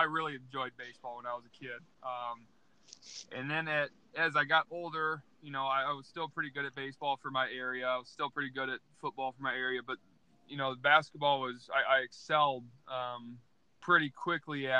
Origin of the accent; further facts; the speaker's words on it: Iowa, United States; growing up in Iowa, especially in a small town